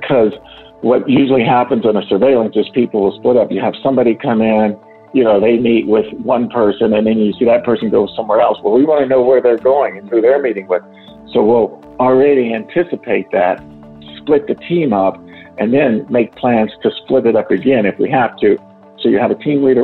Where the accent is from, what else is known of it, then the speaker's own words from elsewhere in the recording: Texas, United States; accent: Southern twang; now in Washington, D.C. metro area, United States; I grew up in Texas